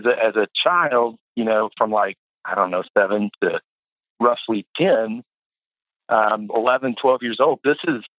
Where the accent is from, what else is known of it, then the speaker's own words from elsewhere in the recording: Tulsa, Oklahoma, United States; the house that I grew up in was in Red Fork